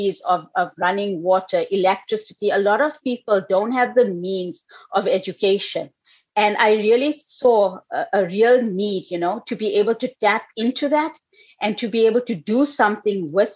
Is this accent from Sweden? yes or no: no; South Africa; also born or lived in United States; now in New York, United States; I was actually born in South Africa. I mean, I lived here for a while, but I was born in South Africa. I came here when I was 6 weeks old.